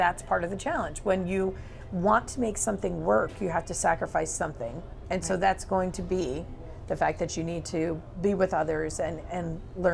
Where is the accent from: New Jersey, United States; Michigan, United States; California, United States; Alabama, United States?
New Jersey, United States; I'm from New Jersey.